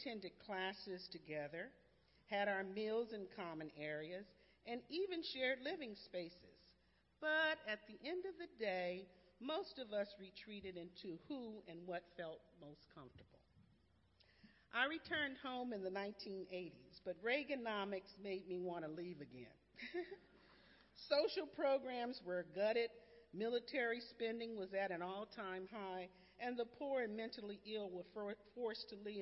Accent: Los Angeles, California, United States; I grew up in Los Angeles and attended all segregated schools

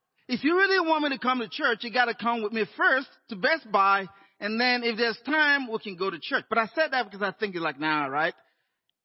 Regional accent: Nigeria; moved away as an adult; also born or lived in Inland Empire, California; now in Los Angeles, United States; I'd grown up in Nigeria, and in my, 21, I moved down to the U.S.

